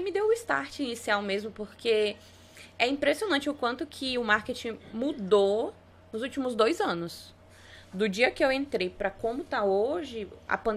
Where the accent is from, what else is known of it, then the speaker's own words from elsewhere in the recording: Araguaína, Tocantins, Brazil; Eu sou de Araguaína, Tocantins, né? Prima do Thales. Somos de Araguaína.